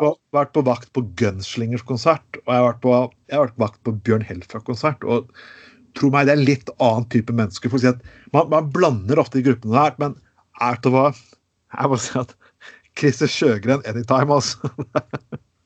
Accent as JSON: {"language": "Norwegian", "town": "Skien", "region": "Telemark", "country": "Norway", "tie": "born or raised there", "said": "min hjemby Skien"}